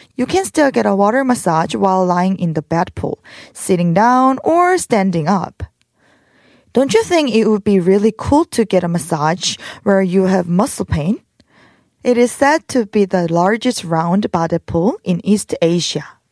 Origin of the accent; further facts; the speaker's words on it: South Korea; My hometown was near Ulsan